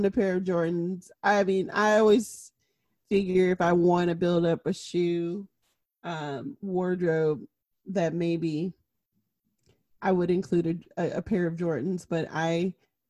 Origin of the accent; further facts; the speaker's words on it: Midwest, United States; I grew up in the Midwest.